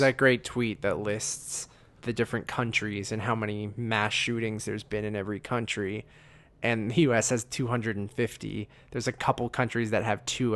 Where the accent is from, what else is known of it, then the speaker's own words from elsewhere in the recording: Canada; as a Canadian